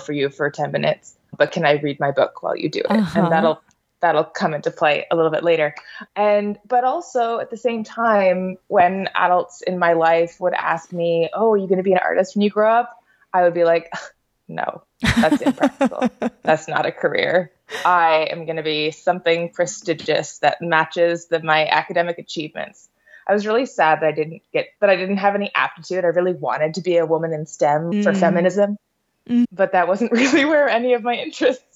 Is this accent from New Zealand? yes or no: no; St. Thomas, Ontario, Canada; now in Edmonton, Canada; I grew up in St. Thomas, Ontario, which is a smallish city, 30,000